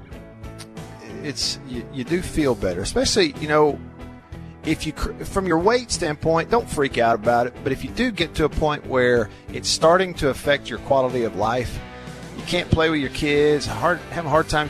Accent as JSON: {"language": "English", "town": "Tupelo", "region": "Mississippi", "country": "United States", "tie": "born or raised there", "lives_now": "Jackson, United States", "said": "my hometown of Tupelo"}